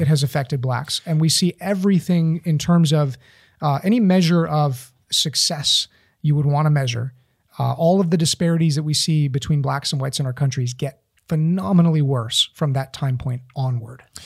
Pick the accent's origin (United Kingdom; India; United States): United States; East Tennessee; growing up in East Tennessee